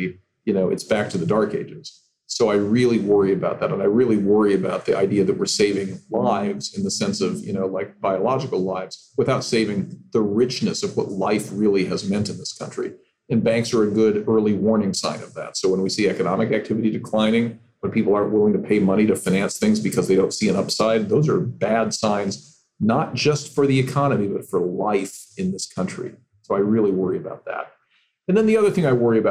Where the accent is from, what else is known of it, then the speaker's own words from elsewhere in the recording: California, United States; my home state of California